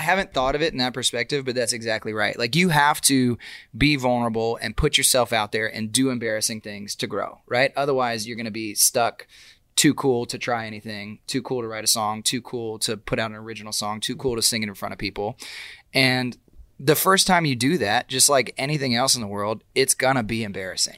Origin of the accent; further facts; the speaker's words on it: Austin, Texas, United States; moved away as an adult; now in Nashville, United States; growing up, um, in Austin